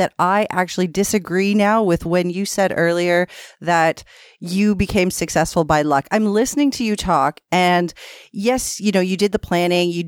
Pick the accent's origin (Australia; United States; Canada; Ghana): Canada; we're Canadian. We say niche